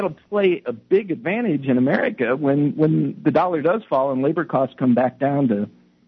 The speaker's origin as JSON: {"language": "English", "country": "United States", "also_born_or_lived": "China", "lives_now": "Toronto, Canada", "said": "Yeah, well, I'm originally from the States, from south of the border. So."}